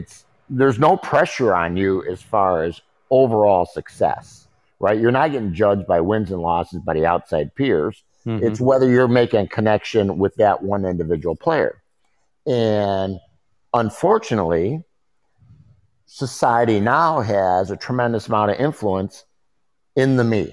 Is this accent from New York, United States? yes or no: no; Chicago, Illinois, United States; growing up in Chicago